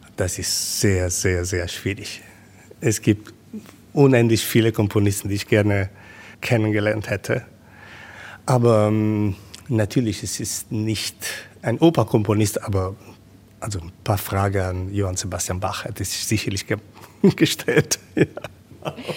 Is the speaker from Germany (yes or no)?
no; Rome, Lazio, Italy; German is a second language; moved away; Ich bin in Rom geboren. Ich, ich bin gewöhnt, zwischen diesen äh, alten Ruinen zu Hause zu sein